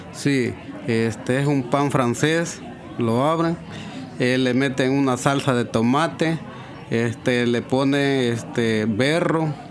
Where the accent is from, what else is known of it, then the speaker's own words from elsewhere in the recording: El Salvador; moved away as an adult; now in United States; nosotros en El Salvador